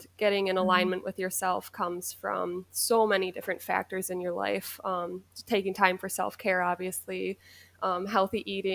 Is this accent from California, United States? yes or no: no; Rochester, New York, United States; moved away as an adult; also born or lived in Maui, Hawaii; I was born and raised in Rochester, New York